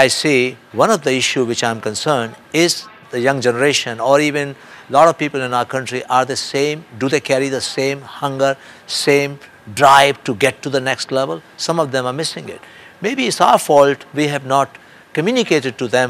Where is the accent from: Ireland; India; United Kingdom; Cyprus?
India; now in United States; I'm a free world person in the United States, and I come from India, another democratic country